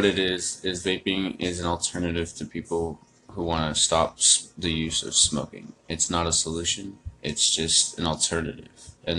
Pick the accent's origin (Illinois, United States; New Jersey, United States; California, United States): California, United States; San Diego; also born or lived in Arizona / East Coast; I grew up in San Diego, California. Moved around from Arizona to the East Coast, and then from the East Coast back.